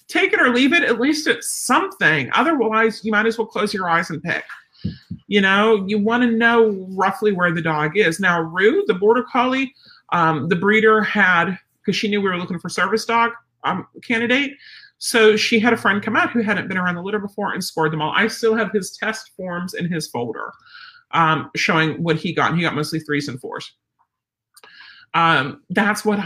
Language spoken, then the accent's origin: English; Pennsylvania, United States; I'm from Pennsylvania